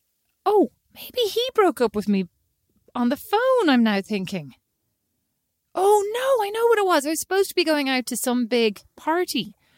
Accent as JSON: {"language": "English", "country": "Ireland", "said": "I am Irish."}